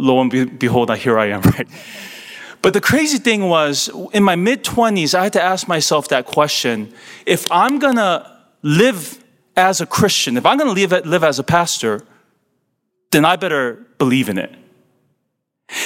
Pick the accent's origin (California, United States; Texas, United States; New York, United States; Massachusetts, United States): California, United States; I'm born and raised in California